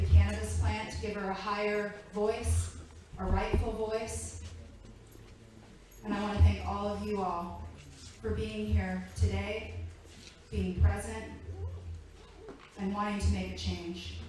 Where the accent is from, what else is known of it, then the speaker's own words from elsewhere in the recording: Virginia, United States; I'm originally from Virginia, and I grew up in a very strict Republican home